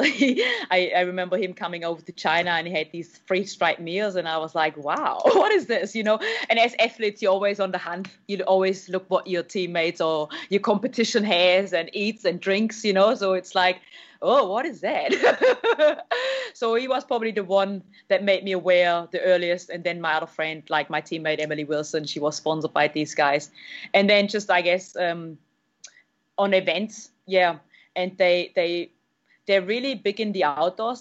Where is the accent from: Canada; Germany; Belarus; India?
Germany; now in New Zealand; I'm from Germany, and all I did back in the days was speed skating and you know triathlon